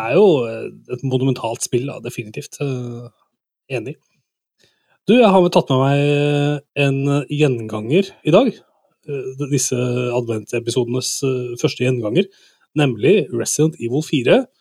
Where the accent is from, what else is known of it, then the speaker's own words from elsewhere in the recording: Toten, Innlandet, Norway; vi er fra Toten, noen av oss